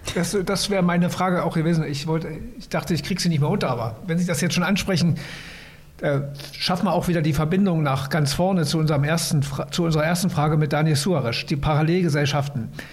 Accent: East Germany, Germany; ich komme ja selber aus dem Osten

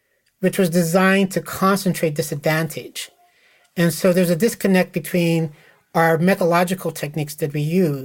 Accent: Nebraska, United States; also born or lived in Lincoln, Nebraska; I grew up in a neighborhood in Nebraska where it was not random, and when I moved to Lincoln, Nebraska for college, I realized my hometown was not unique

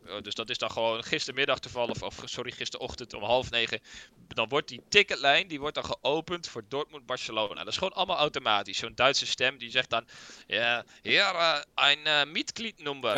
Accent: Netherlands; wij zijn Nederlanders

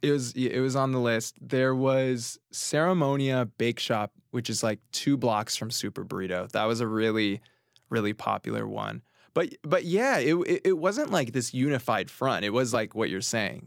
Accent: Orange County, California, United States; moved away as an adult; now in New York City, United States; I grew up in Orange County, California

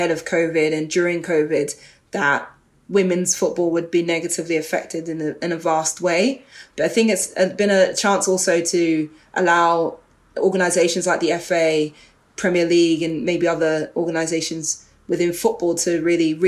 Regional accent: London, United Kingdom; I grew up in Northwest London, in Edgware Town, and I grew up on an estate around there called Stonegrove

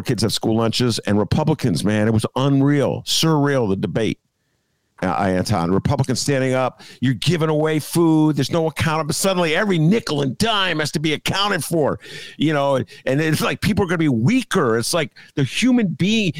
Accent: Evanston, Illinois, United States; I'm from the West Side of Evanston

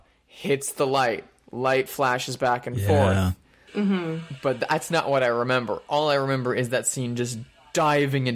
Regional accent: Indiana, United States; also born or lived in Chicago; now in Los Angeles, United States; I'm from Indiana

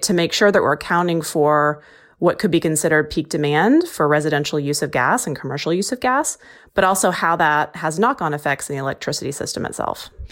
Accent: Texas, United States; moved away; I'm from Texas

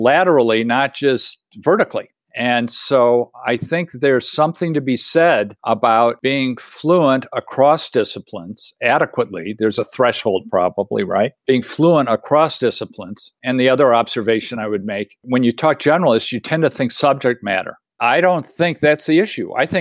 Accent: Illinois, United States; I grew up in Illinois

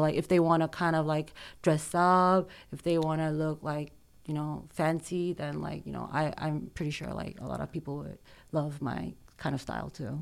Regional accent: South Korea; also born or lived in United States; I was born in the States, but I grew up in Korea.

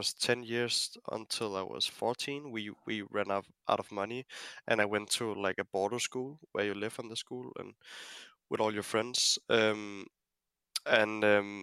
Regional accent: Denmark; my home country

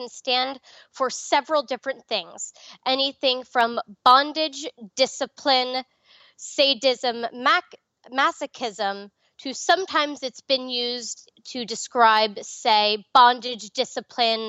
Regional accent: Nassau County, Long Island, New York, United States; now in Nevada, United States; I grew up in Nassau County

